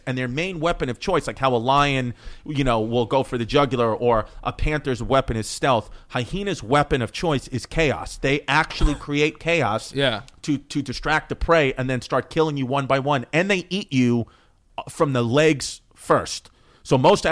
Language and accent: English; New York City, New York, United States; also born or lived in Brooklyn; I'm a kid who was born in Queens but identify as being from Brooklyn.